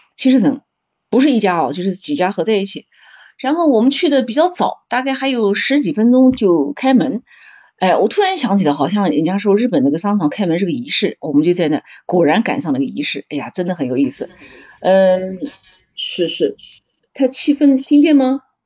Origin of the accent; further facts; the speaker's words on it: China; 我们来自中国